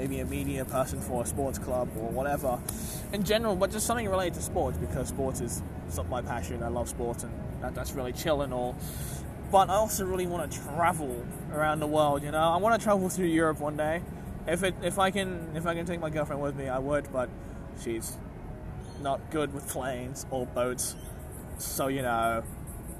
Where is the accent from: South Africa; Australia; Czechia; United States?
Australia; as an Australian